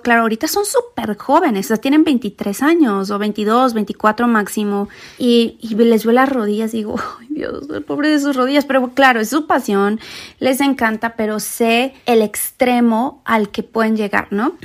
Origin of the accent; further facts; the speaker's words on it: Mexico; now in United States; yo soy mexicana, ¿verdad? Pero bueno, yo vivo en Estados Unidos